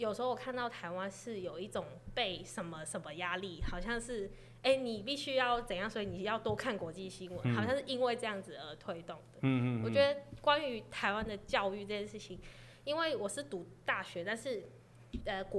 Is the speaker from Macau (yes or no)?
yes; Macau; first language Cantonese; Chinese is a second language; moved away as an adult; now in Chiayi, Taiwan; 我自己的十八岁之前的生活都在澳门